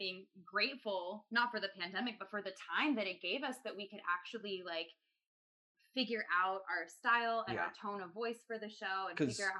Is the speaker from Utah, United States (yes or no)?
yes; Salt Lake City, Utah, United States; moved away as an adult; now in New York City, United States; I'm from Salt Lake.